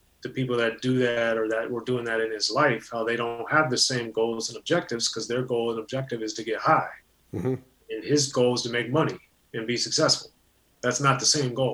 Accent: Maryland, United States; growing up in Maryland in a very racially, culturally, and economically diverse area.

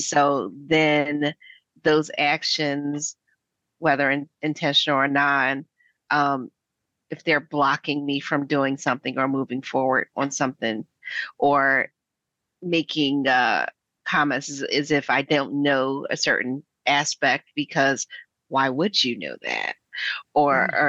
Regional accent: Philadelphia, Pennsylvania, United States; I'm a Black American. I'm from West Philadelphia

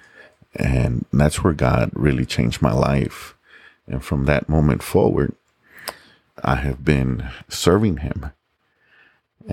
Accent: San Antonio, Texas, United States; also born or lived in Laredo, Texas / Mexico; growing up in the West Side, it was very easy for me to fall into the wrong crowds

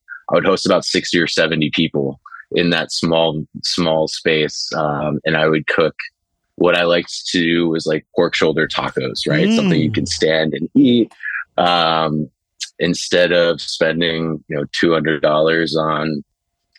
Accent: New Hampshire, United States; now in New York City, United States; I grew up in New Hampshire. I live here in New York City.

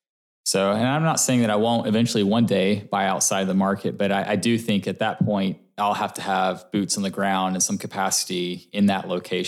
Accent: Coppell, Texas, United States; now in Frisco, United States; I did. I grew up in Coppell, which is also Dallas, yep. And then moved to Frisco about 6 years ago now.

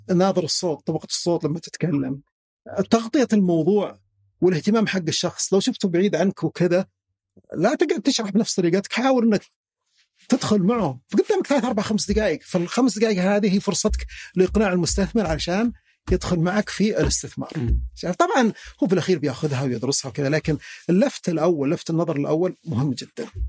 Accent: Al-Muzahmiyah, Riyadh Province, Saudi Arabia; انا مثلا من اهل المزاحميه

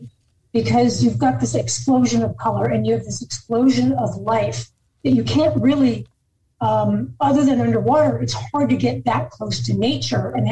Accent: Los Angeles, California, United States; moved away as an adult; now in Middle Tennessee, United States; I'm originally from Los Angeles, where I lived until we moved here. So I was a city girl

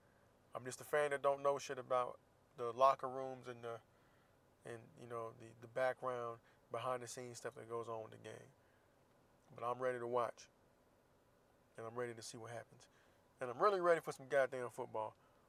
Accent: Florida, United States; moved away as an adult; now in California, United States; I've been in California for a little bit. I've been out here off and on about 7-8 years. And I haven't lived in my hometown of Florida since 2000, what, end of 2009, really.

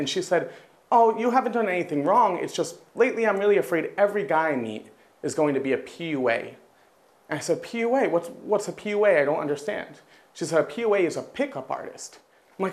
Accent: United States; now in China; I'm American

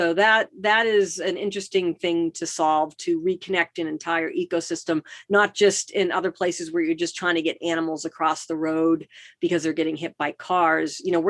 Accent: East Coast, United States; moved away as an adult; also born or lived in Boston / New York / Washington, District of Columbia, United States; now in Los Angeles, United States; I'm from the East Coast, so I grew up driving in Boston and New York and DC.

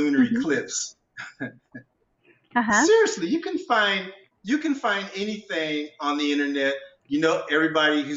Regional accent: Omaha, Nebraska, United States; when I was growing up in Omaha, Nebraska

